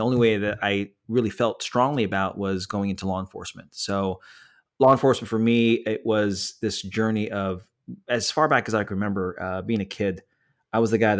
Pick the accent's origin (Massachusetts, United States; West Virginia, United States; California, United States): California, United States; San Francisco Bay Area; by the way, I'm from the San Francisco Bay Area, born and raised.